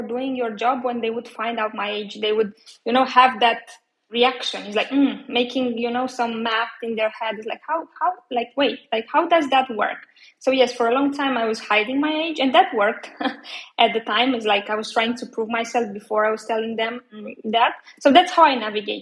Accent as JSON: {"language": "English", "country": "Romania", "moved": "as an adult", "said": "I'm originally from Romania."}